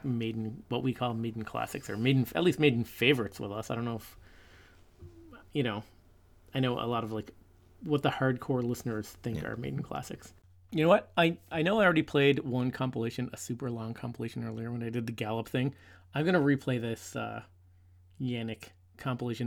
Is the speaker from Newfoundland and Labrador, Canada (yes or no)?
yes; Newfoundland and Labrador, Canada; we're from Newfoundland, and Cape Spear is the most easterly point in North America